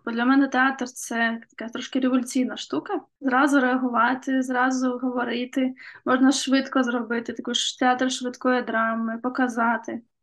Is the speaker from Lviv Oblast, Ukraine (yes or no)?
no; Kherson, Kherson Oblast, Ukraine; Мій рідний Херсон е, теж потрапив в окупацію.